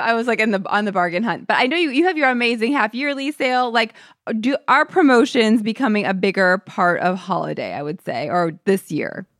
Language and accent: English; St. Louis, Missouri, United States; I'm from Saint Louis, Missouri